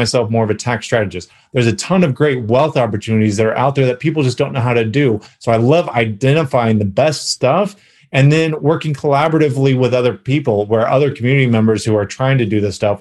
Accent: California, United States; moved away as an adult; now in Dallas, United States; I am originally from California, but now I live in Texas

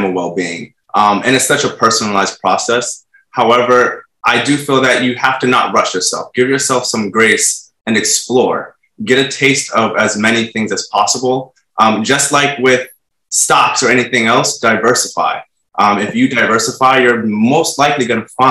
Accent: New York City, New York, United States; growing up in New York City

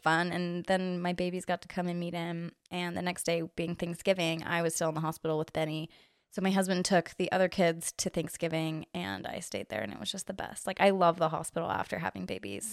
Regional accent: Orem, Utah, United States; I am from here, from Orem. Grew up I literally never moved out of the neighborhood that I lived

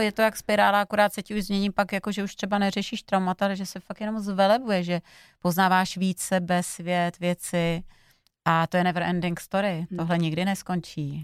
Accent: Slovakia; ze Slovenska, my si lámem oplatky

